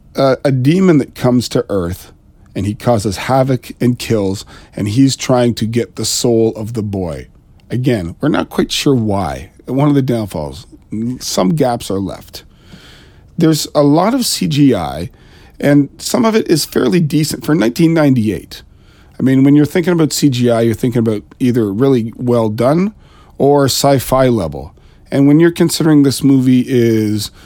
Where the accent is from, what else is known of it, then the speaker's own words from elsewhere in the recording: Ontario, Canada; I am Canadian. I'm just east of Toronto